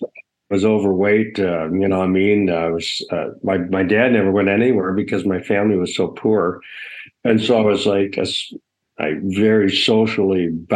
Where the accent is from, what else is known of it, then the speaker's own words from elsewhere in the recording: Ontario, Canada; I went to a Catholic separate school, and it was in Hessen, Ontario.